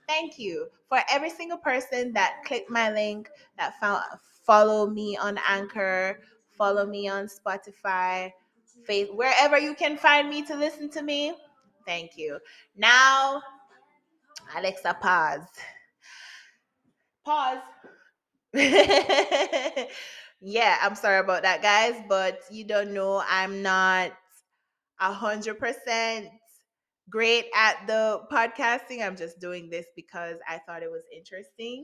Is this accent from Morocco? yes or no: no; Jamaica; I'm Jamaican, so I went to St. Jude's Primary School